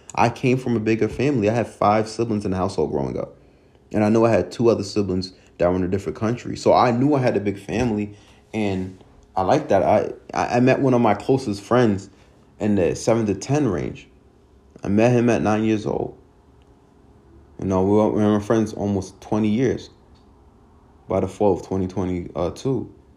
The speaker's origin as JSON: {"language": "English", "town": "Hempstead", "region": "New York", "country": "United States", "tie": "born or raised there", "also_born_or_lived": "Binghamton, New York", "said": "I grew up in Hempstead and how tough it was growing up"}